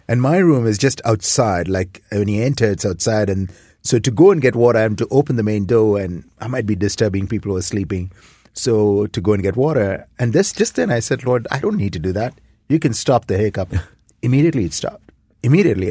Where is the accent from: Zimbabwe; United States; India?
India; moved away as an adult; now in Toronto, Canada; I grew up in India.